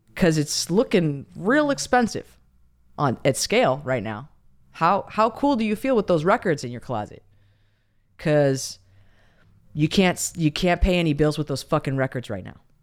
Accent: United States; as Americans

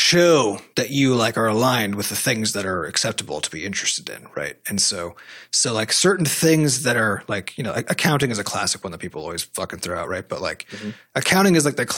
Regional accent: United States; as an American

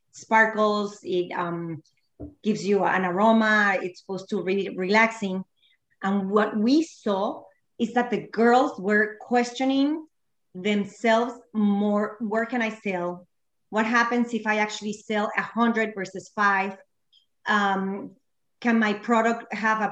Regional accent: Mexico; moved away as an adult; now in Key Biscayne, United States; we are from Mexico. So that's where I went to college and did all my things, got married, etc.

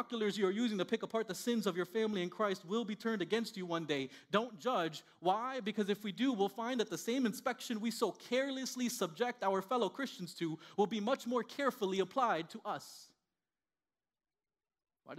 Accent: Miami, Florida, United States; first language Spanish; English is a second language; moved away as an adult; also born or lived in Indiana; I grew up in Miami, Florida, born and raised

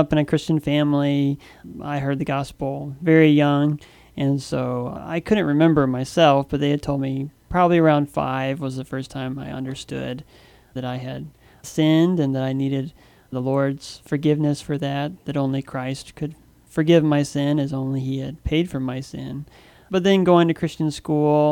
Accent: North Carolina, United States; moved away as an adult; also born or lived in China; now in Guam; I grew up in North Carolina

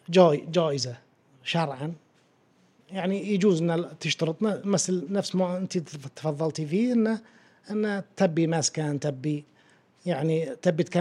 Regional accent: Bahrain; عندنا في البحرين

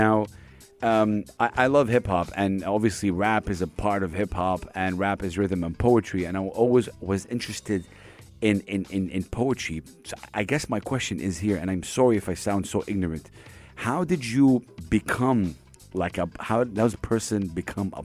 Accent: Saudi Arabia; now in United Arab Emirates; I'm from Saudi Arabia, and I, you know, from the Arab region

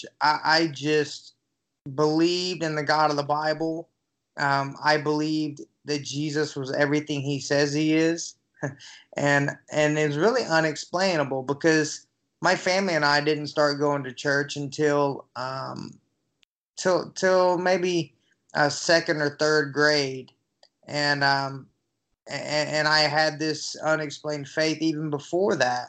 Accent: Newnan, Georgia, United States; I'm originally from a little town outside of Atlanta, Georgia, called Noonan

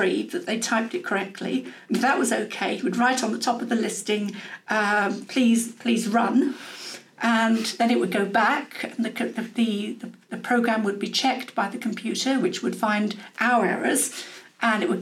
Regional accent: Medway, South East England, United Kingdom; moved away as an adult; also born or lived in Ilford, Essex / Manchester; I did the rest of my growing up in the Medway Towns, which is on the north coast of Kent

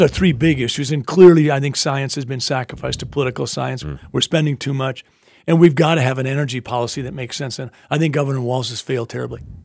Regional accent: Sleepy Eye, Minnesota, United States; I grew up in Sleepy Eye, Minnesota

